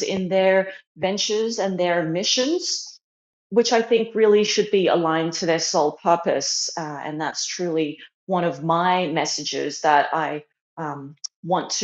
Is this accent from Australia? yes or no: yes; Australia; moved away as an adult; also born or lived in China; now in Arizona, United States; I was born in China and I moved to Australia when I was 3. And then later on in my mid-20s, I moved to the USA.